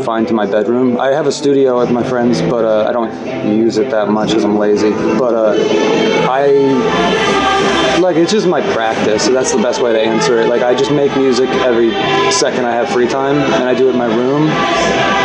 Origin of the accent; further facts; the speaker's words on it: New York City, New York, United States; Grew up in New York City, city kid